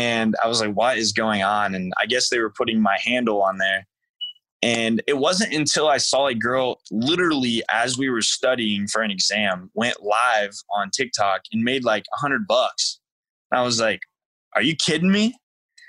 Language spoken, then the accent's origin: English; United States; moved away; I grew up right on the border of Indiana and Illinois, pretty much central, but considered south